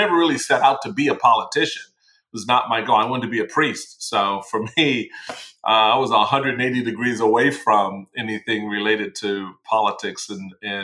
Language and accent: English; Washington, District of Columbia, United States; In Washington, D.C. In D.C., not the D.C. area. I'm actually a native Washingtonian